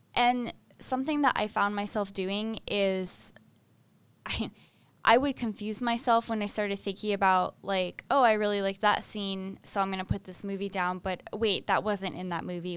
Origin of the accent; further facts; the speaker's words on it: Maine, United States; when my brother and I were little and we were growing up in Maine